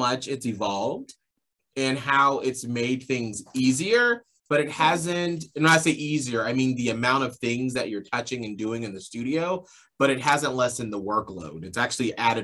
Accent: Atlanta, Georgia, United States; moved away; I grew up in Atlanta, Georgia

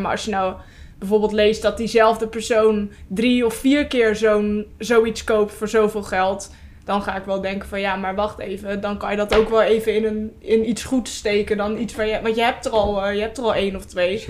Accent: Vlaardingen, South Holland, Netherlands; ik kom uit Vlaardingen

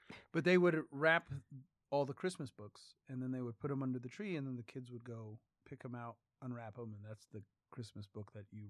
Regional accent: United States; Proud to be an American.

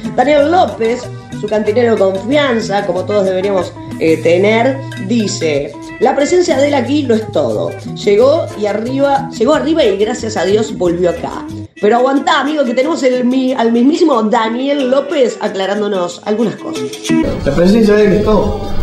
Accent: Uruguay; en mi país

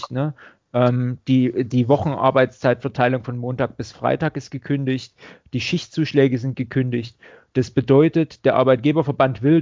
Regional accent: Saxony, Germany; also man hört es vielleicht, ich gebe mir zwar Mühe, Hochdeutsch zu reden, aber ähm, ich komme nicht gerade aus der Region. Ne? Also ich äh, komme ursprünglich aus Sachsen, war da auch lange Gewerkschaftssekretär.

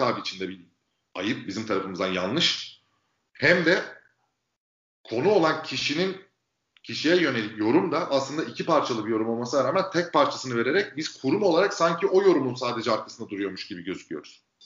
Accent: İzmir, Turkey; moved away as an adult; now in Istanbul, Turkey; İzmir'de doğdum. 84'te İzmir'de doğdum. Bon Anadolu okudum. 18 yaşında İstanbul'a geldim.

